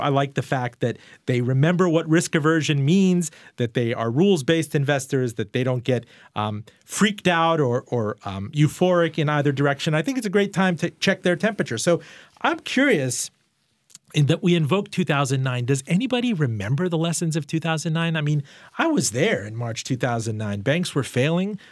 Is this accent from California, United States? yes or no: no; Richmond, Virginia, United States; my hometown, Richmond, Virginia